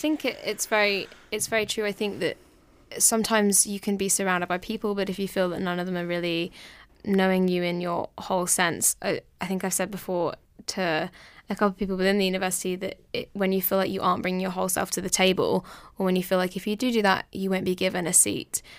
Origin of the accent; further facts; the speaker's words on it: southern England, United Kingdom; I'm from England, down south